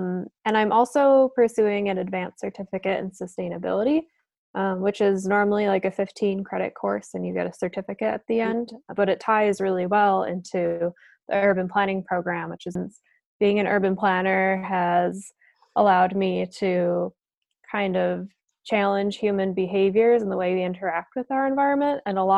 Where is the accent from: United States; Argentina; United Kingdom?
United States; East Aurora, New York; also born or lived in Plattsburgh; I'm from East Aurora, New York, which is really close. It's about 25 minutes outside the city of Buffalo.